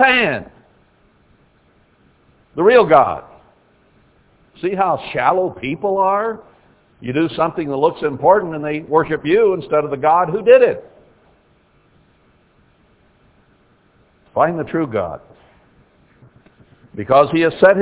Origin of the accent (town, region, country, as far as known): United States